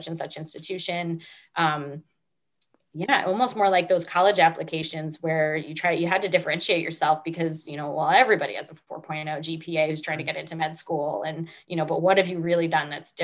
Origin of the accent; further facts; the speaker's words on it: Northeast, United States; I grew up in the Northeast